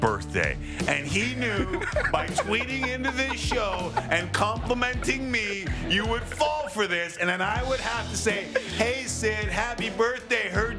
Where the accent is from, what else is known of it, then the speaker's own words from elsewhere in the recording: Canada; and I'm Canadian.